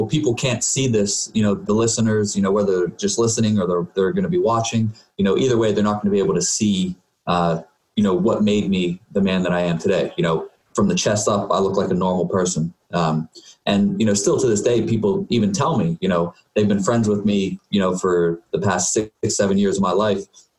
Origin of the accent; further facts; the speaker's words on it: Uniontown, Pennsylvania, United States; So, I grew up in Uniontown, Pennsylvania. It's okay. A small town in Fayette County, about 40 miles south of Pittsburgh.